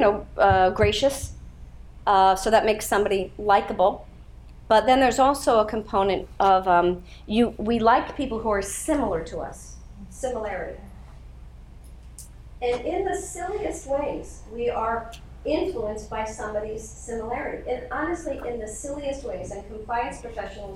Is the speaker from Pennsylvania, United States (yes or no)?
yes; Pittsburgh, Pennsylvania, United States; I grew up in Pittsburgh, Pennsylvania